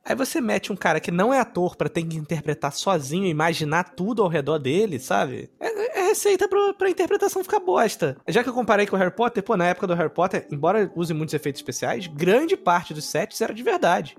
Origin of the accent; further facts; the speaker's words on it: Brazil; sou brasileiro